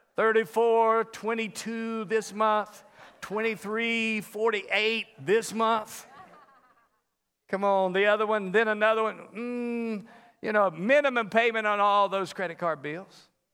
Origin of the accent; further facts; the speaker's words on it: the South, United States; now in Las Vegas, United States; I'm from the South.